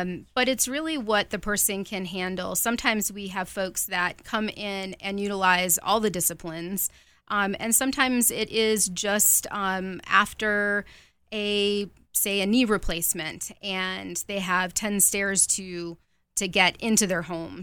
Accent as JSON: {"language": "English", "town": "Rochester", "region": "New York", "country": "United States", "also_born_or_lived": "Virginia", "moved": "yes", "said": "I am from Rochester, New York"}